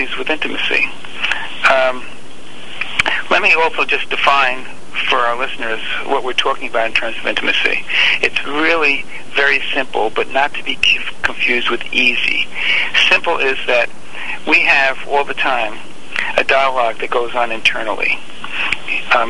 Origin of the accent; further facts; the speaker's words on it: New York City, New York, United States; moved away as an adult; I grew up in Bensonhurst, Brooklyn. Left New York when I was 20